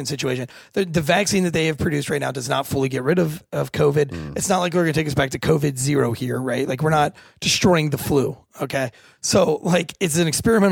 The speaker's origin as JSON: {"language": "English", "town": "Raleigh", "region": "North Carolina", "country": "United States", "tie": "born or raised there", "said": "that's in my hometown"}